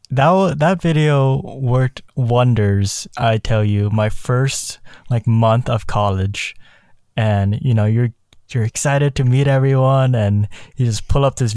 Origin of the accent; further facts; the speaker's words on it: South Korea; born there; but that all came from my heritage. I was born in South Korea.